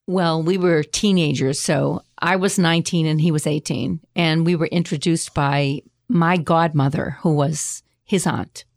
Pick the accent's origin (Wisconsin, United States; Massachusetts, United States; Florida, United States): Massachusetts, United States; Boston; I grew up in the North End, which is down the street from there.